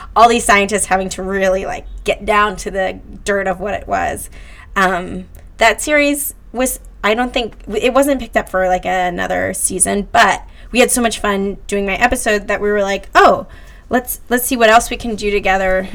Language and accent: English; New Jersey, United States; moved away as an adult; now in New York, United States; I'm from Jersey